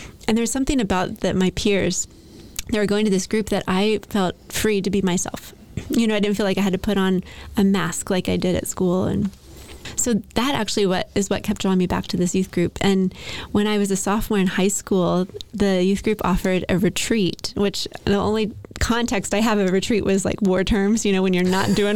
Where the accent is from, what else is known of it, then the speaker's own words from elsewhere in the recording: Lexington, Kentucky, United States; now in Nashville, United States; I grew up in Lexington, Kentucky